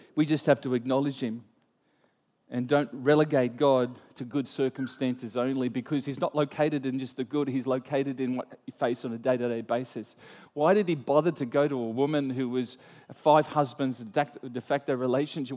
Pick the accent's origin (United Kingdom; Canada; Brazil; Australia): Australia